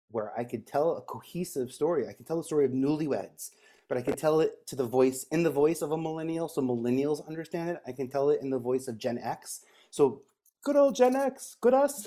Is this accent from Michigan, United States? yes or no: no; New York City, New York, United States; I grew up in Staten Island